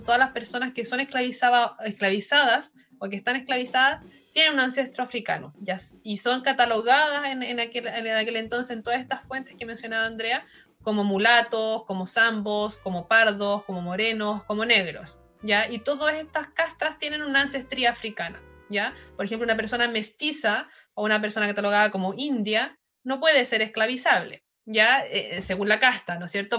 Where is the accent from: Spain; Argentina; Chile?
Chile; tenemos como chilenos